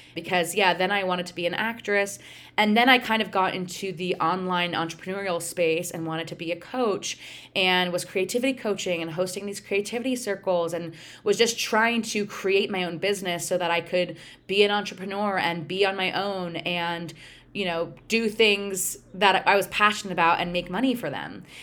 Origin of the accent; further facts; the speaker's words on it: Pennsylvania, United States; also born or lived in Connecticut; now in Michigan, United States; I grew up in Pennsylvania